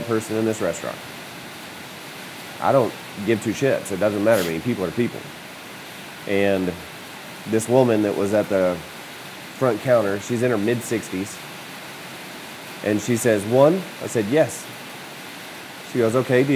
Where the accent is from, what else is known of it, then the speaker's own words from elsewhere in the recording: Texas, United States; I'm from Texas.